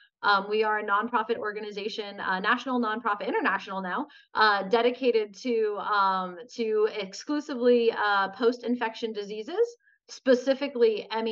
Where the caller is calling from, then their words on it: Los Angeles, California, United States; So I'm calling in from Los Angeles, California, where I live.